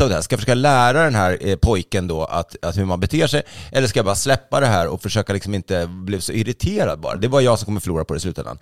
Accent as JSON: {"language": "Swedish", "country": "Sweden", "said": "jag då som är svensk"}